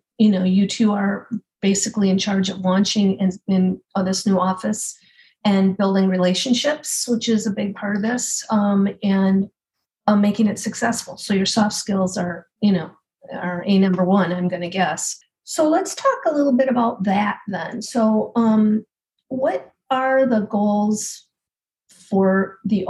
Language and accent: English; Hopkins, Minnesota, United States; I'm from Hopkins and, you know, didn't get much beyond that until high school.